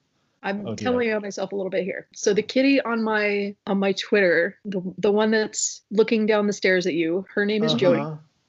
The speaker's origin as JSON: {"language": "English", "town": "Louisville", "region": "Kentucky", "country": "United States", "tie": "born or raised there", "also_born_or_lived": "Indiana / Anchorage, Alaska / Boston / New York", "moved": "as an adult", "lives_now": "DC area, United States", "said": "I grew up in Kentucky, went to the University of Louisville, and then graduated and went to Purdue for graduate school, got my PhD at Purdue, lived in Indiana for about 10 years, and then I moved to Alaska"}